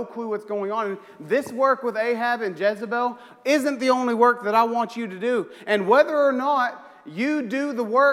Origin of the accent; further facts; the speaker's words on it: Oklahoma, United States; I'm from Oklahoma, so I think in terms of tornadoes